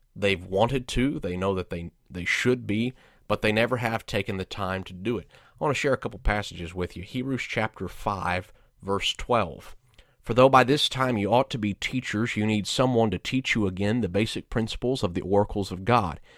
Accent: Georgia, United States; moved away as an adult; also born or lived in Arlington, Texas / McAlester, Oklahoma; now in Indianapolis, United States; I grew up in Georgia

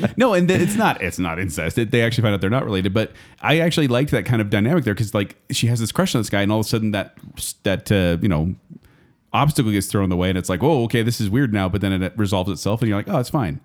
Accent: United States; I say this as an American

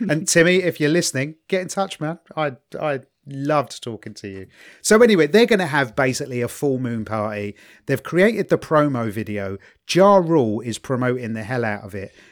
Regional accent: England, United Kingdom; as an English person

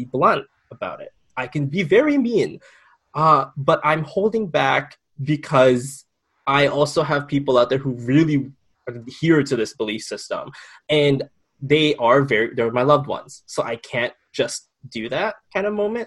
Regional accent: Philippines; culturally as a Filipino

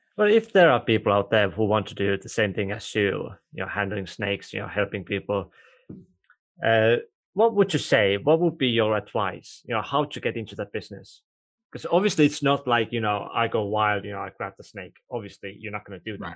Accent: Estonia; first language Estonian; English is a second language; Estonian, which is actually my first language

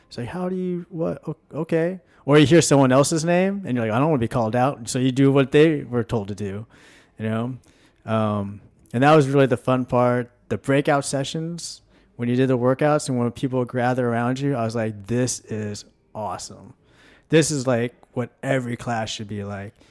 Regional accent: Washington, United States; also born or lived in Tulsa, Oklahoma; now in College Station, United States; I grew up in Washington State

